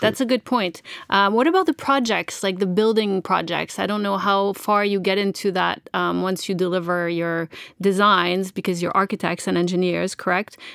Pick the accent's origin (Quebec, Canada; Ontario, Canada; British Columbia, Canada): Quebec, Canada; Montreal; I'm from Montreal